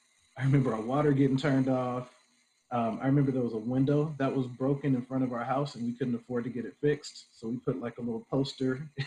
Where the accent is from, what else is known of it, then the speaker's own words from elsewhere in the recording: Oakland, California, United States; I'm originally from Oakland, California, born and raised.